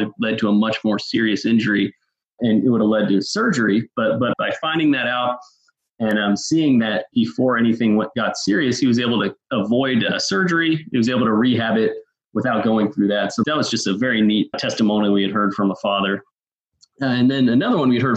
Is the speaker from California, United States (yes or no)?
yes; Northern California, United States; growing up in Northern California